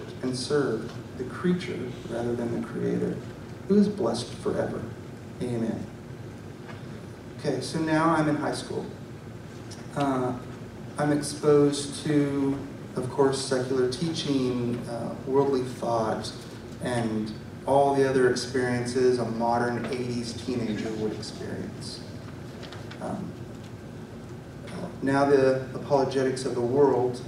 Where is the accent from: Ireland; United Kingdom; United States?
United States; Newton; I was born and raised here in Newton, went to all my school here in Newton.